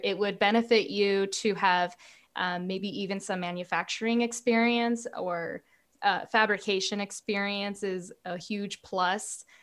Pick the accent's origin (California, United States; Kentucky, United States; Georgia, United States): California, United States; Southern; I'm from Southern California and I took a job as a stagehand when I was a senior in high school